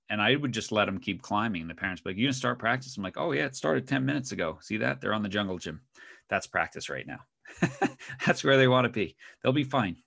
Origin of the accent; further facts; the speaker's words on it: Northeast, United States; moved away as an adult; now in Oregon, United States; both my wife and I grew up in the Northeast